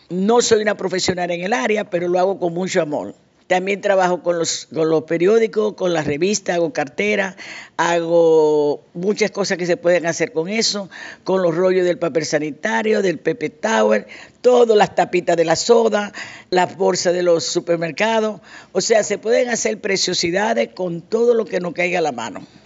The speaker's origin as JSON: {"language": "Spanish", "town": "Santo Domingo", "region": "Distrito Nacional", "country": "Dominican Republic", "lives_now": "Spain", "said": "realmente procedemos de Santo Domingo, una dominicana más en este país."}